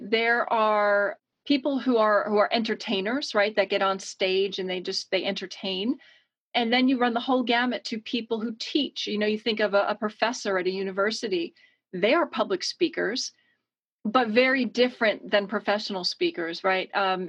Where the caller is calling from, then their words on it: Connecticut, United States; I am joining you from Connecticut on the east coast of the US, about a two-hour train ride from New York City.